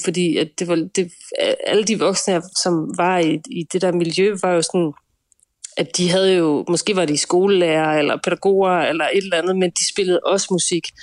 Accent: Nyborg, Southern Denmark, Denmark; vi er i Nyborg, 5800 Nyborg, ja. øh, hvor jeg er vokset op

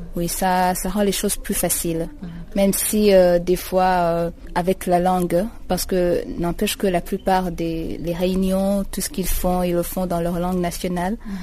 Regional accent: Burundi; moved away as an adult; now in Eswatini; je viens du Burundi, c'est un pays qui se trouve à l'est de l'Afrique

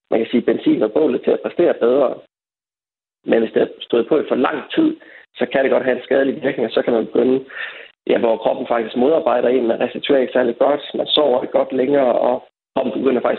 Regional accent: Denmark; som danskere i vores samfund

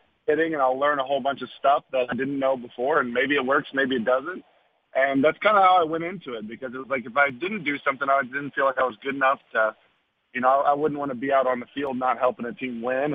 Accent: Texas, United States; my hometown.

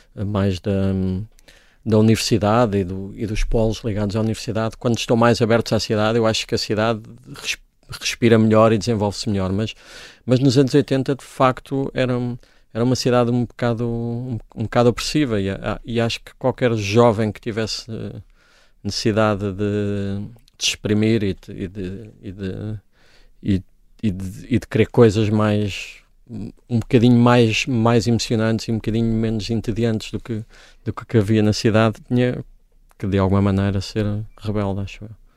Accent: Coimbra, Centro, Portugal; Eu cresci nos anos 80 numa Coimbra, que era uma cidade muito entediante

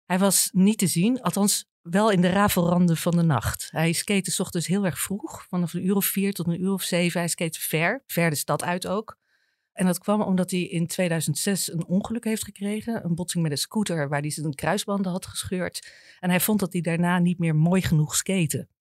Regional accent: Apeldoorn, Gelderland, Netherlands; moved away as an adult; now in Amsterdam, Netherlands; Ik kwam uit Apeldoorn, niet veel gewend

